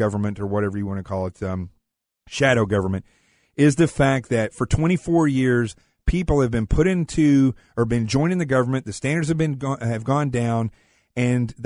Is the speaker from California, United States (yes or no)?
no; the Ozarks, Arkansas, United States; I'm from Arkansas in the Ozarks.